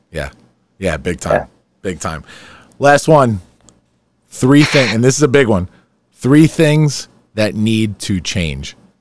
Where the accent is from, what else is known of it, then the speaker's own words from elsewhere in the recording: Farmingdale, New York, United States; my hometown